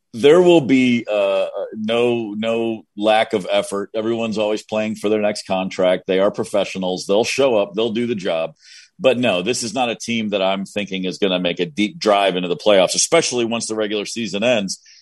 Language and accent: English; Kentucky, United States; I'm from Kentucky, right? I'm from Kentucky